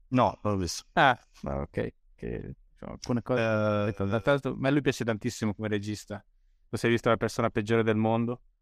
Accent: Bolzano, Trentino-Alto Adige, Italy; io sono, sono originario di Bolzano

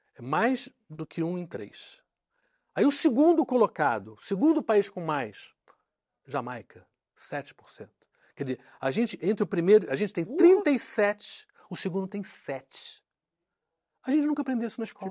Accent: Rio de Janeiro, Brazil; also born or lived in London; como eu sou carioca

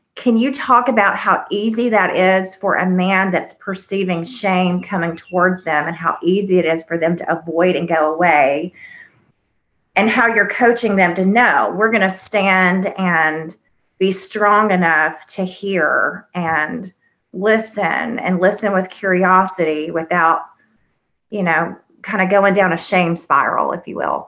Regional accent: the South, United States; I was raised here in the South

